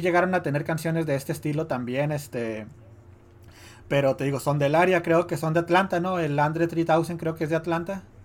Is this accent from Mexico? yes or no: yes; Mexico; siendo mexicano y creciendo en esos días